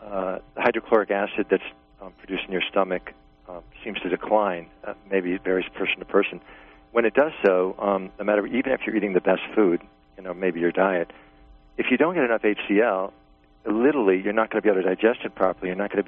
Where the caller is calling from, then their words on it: New York, United States; I'm from New York, and I have just a question.